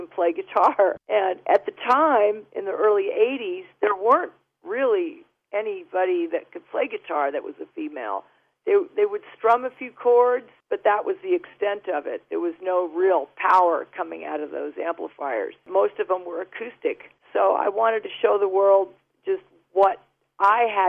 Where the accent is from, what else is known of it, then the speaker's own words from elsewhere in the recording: United States; also born or lived in United Kingdom; I'm an American resident. I've been an American resident since I was 4 years old.